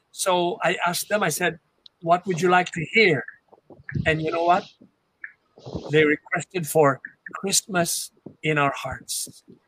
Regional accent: Philippines; I have Chinese blood, yes, but I am a Filipino. In my heart and my soul, I am a Filipino and I'm proud of being a Filipino

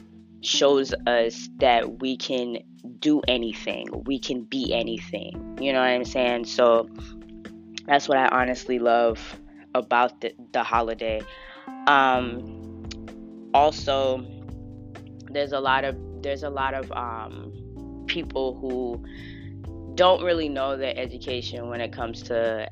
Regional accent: Florida, United States; accent: Southern; I was born and raised in Florida, so I was very Southern

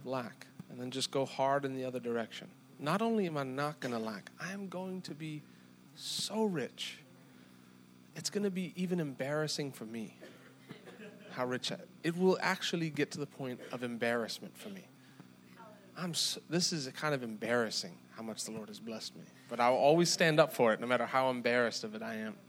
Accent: South Africa; moved away; I'm from South Africa

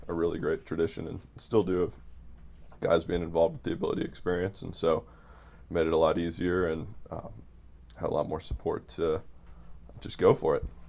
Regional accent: Midwest, United States; I'm from the Midwest

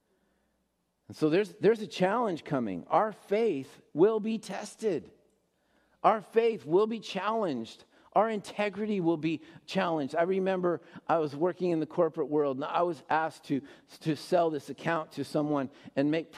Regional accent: United States; as American Christians

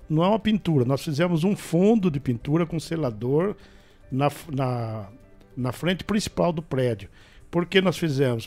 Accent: Botucatu, São Paulo, Brazil; eu sou nascido e criado em Rubião.

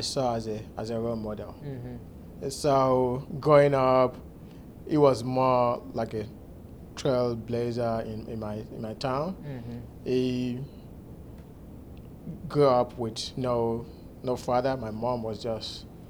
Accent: Nigeria; moved away as an adult; also born or lived in Kingsville, Texas; now in Houston, United States; So I grew up in Nigeria.

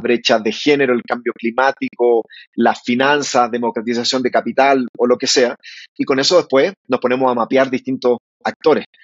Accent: Calera de Tango, Santiago Metropolitan Region, Chile; moved away as an adult; now in Bogotá, Colombia; nos criamos en Calera de Tango, que queda, queda a las afueras de Santiago de Chile.

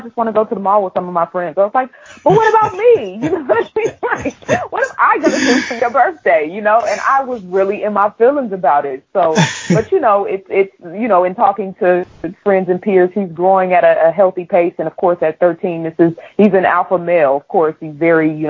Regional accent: Oakland, California, United States; now in Georgia, United States; me growing up in Oakland

